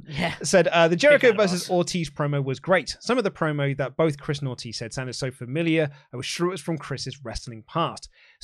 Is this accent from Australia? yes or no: yes; Australia; Boys, I'm an Aussie, right, but I'm also half Kiwi.